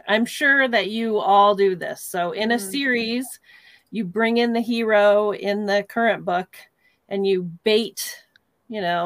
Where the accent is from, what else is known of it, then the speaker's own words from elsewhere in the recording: Kansas, United States; now in Colorado, United States; I'm from Colorado, but I'm originally from Kansas, a small town in Kansas. And so grew up on a farm, horses.